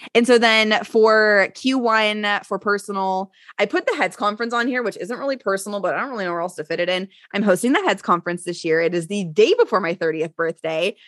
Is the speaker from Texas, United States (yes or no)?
yes; Texas, United States; I'm born and raised in Texas